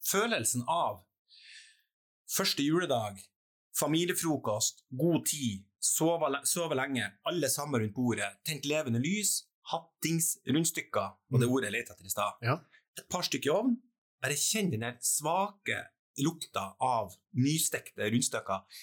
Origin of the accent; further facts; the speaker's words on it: Trøndelag, Norway; accent: Trøndersk; Og så prater jeg faktisk trøndersk, ja.